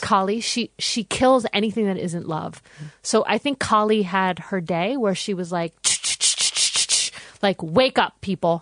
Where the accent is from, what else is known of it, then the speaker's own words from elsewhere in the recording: United States; now in Australia; I'm American.